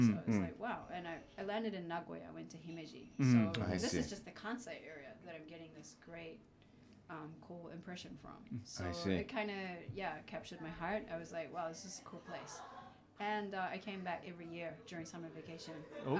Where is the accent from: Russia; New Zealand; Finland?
New Zealand; first language English; moved away as an adult; also born or lived in Auckland; now in Japan; I'm from New Zealand, by the way. this is a weird accent.